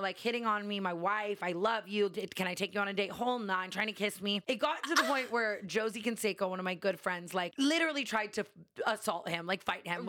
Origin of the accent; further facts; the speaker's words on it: Las Vegas, Nevada, United States; I grew up in Vegas.